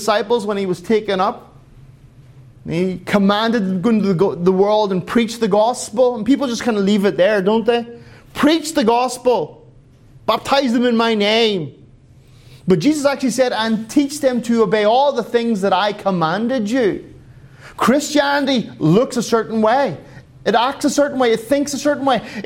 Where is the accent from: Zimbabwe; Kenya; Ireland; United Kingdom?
Ireland; now in Finland; I'm an Irishman